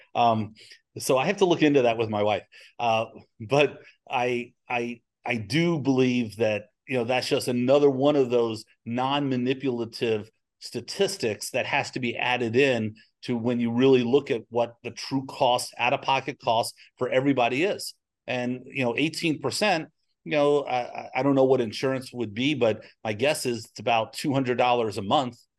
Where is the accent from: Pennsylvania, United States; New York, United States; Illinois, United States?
New York, United States; now in Texas, United States; I'm from New York